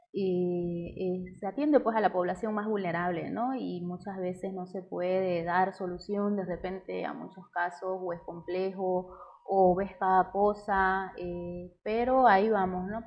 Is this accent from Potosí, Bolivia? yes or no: no; Cotoca, Santa Cruz, Bolivia; crecer en Cotoca ha sido tranquilito